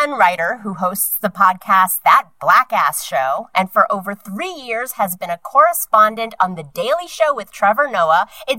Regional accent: South Korea; moved away; I was born in Korea. My whole family is Korean.

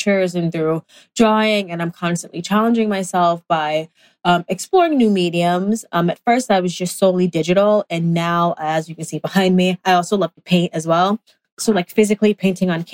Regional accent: New York City, New York, United States; I was born in Brooklyn, raised in Brooklyn as well

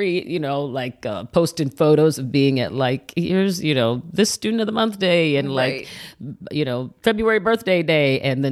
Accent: Midwest, United States; now in Los Angeles, United States; I'm from the Midwest

